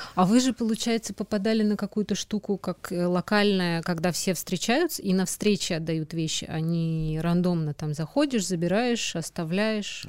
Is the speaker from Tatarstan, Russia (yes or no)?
no; Moscow, Russia; moved away as an adult; now in Saint Petersburg, Russia; Я тоже из Москвы с молодым человеком вот переехала в Питер